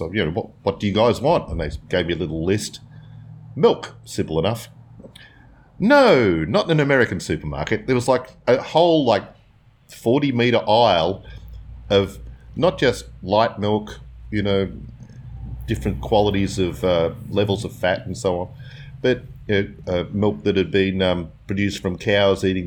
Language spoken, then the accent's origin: English; Werribee, Victoria, Australia; When I was a kid growing up in Werribee